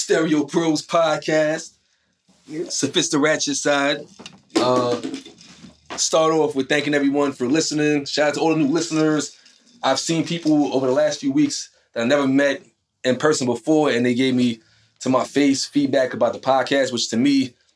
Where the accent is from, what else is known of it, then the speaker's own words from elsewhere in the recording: Brooklyn, New York, United States; moved away; also born or lived in New Jersey; when I was growing up in Brooklyn, I had been stopped and frisked